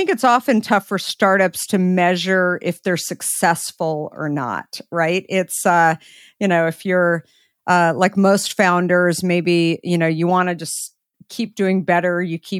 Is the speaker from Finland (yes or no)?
no; Scottsdale, Arizona, United States; In Scottsdale.